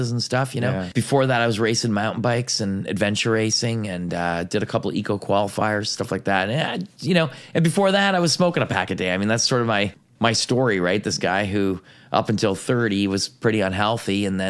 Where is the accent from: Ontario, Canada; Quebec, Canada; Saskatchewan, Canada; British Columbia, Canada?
Ontario, Canada; Ottawa Valley, near Carp, West Carleton; I grew up in the Ottawa Valley